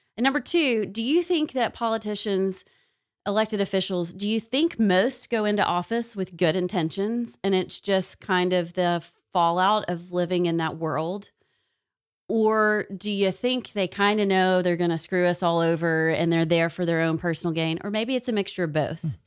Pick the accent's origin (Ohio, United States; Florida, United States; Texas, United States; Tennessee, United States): Tennessee, United States; now in Alabama, United States; I'm from Tennessee